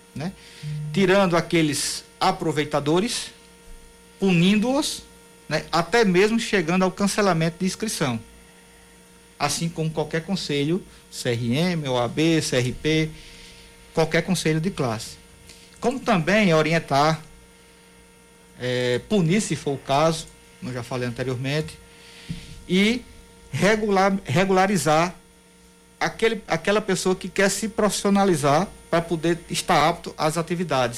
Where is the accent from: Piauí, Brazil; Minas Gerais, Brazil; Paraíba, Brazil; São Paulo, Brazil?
Paraíba, Brazil; Patos; eu não sou de João Pessoa, eu sou patuense